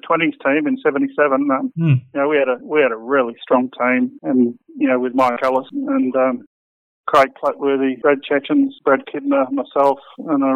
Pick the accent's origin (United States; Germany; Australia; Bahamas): Australia; Perth, Western Australia; he asked me what state I was from, and I said I was from Western Australia